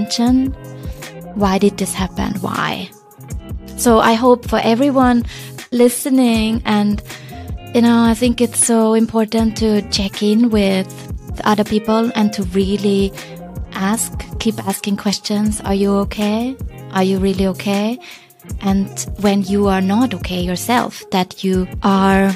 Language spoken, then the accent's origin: English; Vienna, Austria; moved away as an adult; also born or lived in China; now in Hong Kong; I'm originally from Vienna, and I ended up in China 12 years ago